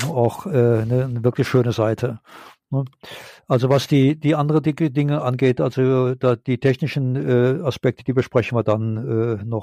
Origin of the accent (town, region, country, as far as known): Rhineland, Germany; now in Japan